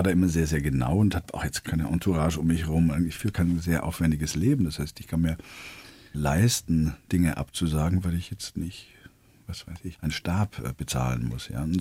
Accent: Baden-Württemberg, Germany; accent: Swabian; Ja, Freile. Der Schwab, ich meine, ich bin aufgewachsen da.

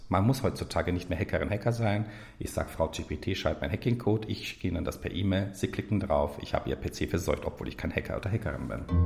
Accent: Turkey; als Türke

